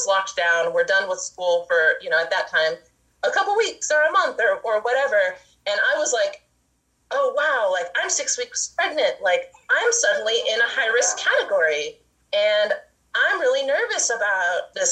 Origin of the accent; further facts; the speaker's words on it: Laytonville, California, United States; My husband and I were born and raised in Laytonville and Laytonville area, and we've been living here in our current place up on Bell Springs